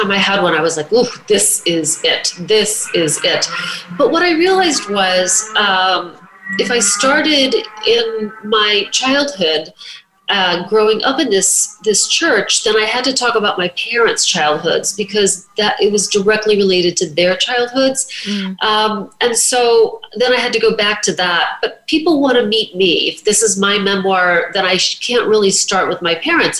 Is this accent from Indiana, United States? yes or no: yes; southern Indiana, United States; moved away as an adult; now in New York City, United States; I was 22 and had just moved to New York City from my hometown in southern Indiana